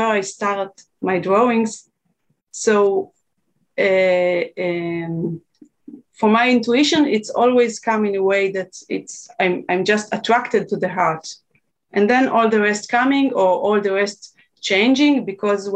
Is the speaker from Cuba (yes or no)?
no; Israel; I'm from Israel